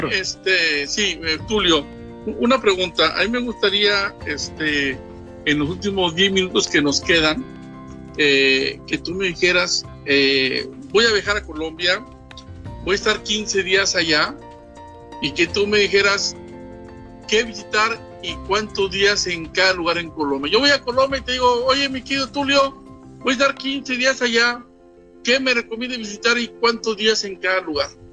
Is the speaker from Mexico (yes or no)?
yes; Mexico; de México